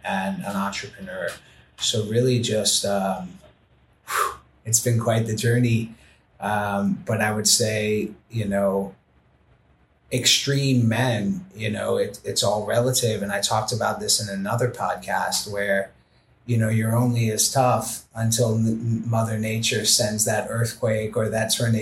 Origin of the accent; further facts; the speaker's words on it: New York City, New York, United States; moved away as an adult; I was a kid from the Bronx